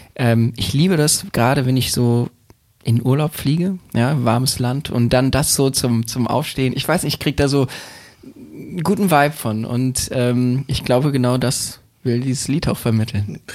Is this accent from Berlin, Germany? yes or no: yes; Berlin, Germany; born or raised there